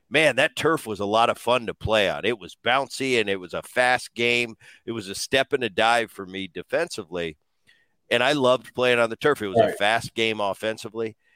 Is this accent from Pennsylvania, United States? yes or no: yes; Pennsylvania, United States; a kid, I remember I grew up in Veterans Stadium.